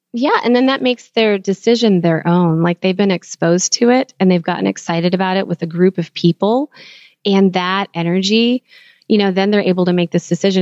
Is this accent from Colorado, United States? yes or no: no; Texas, United States; moved away; also born or lived in California; growing up in Texas